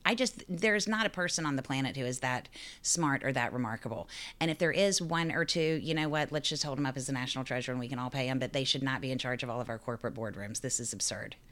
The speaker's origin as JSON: {"language": "English", "town": "Raleigh", "region": "North Carolina", "country": "United States", "tie": "born or raised there", "moved": "yes", "lives_now": "New York, United States", "said": "I grew up in Raleigh, North Carolina"}